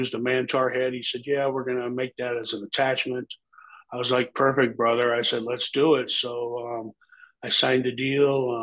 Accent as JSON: {"language": "English", "town": "Omaha", "region": "Nebraska", "country": "United States", "said": "we're both from South Omaha, Nebraska, and in South Omaha, we call ourselves the SOBs, South Omaha Boys"}